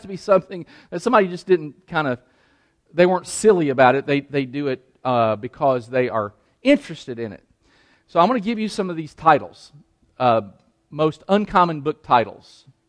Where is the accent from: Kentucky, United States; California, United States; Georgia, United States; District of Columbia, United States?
Kentucky, United States; Danville; moved away; I'm from Danville. My mother still lives in Danville, Kentucky